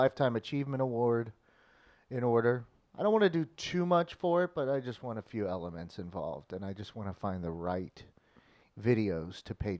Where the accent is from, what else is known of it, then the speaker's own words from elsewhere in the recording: O'Fallon, Missouri, United States; O'Fallon, Missouri? Yeah. My hometown?